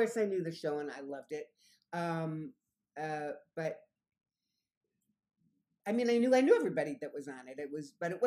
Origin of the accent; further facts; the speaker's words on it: Great Neck, New York, United States; also born or lived in Los Angeles; I'm originally from New York. I grew up in a little town on Long Island called Great Neck.